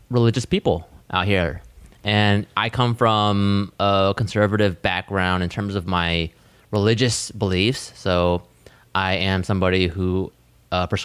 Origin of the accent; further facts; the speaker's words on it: Australia; I'm from Australia and am an atheist.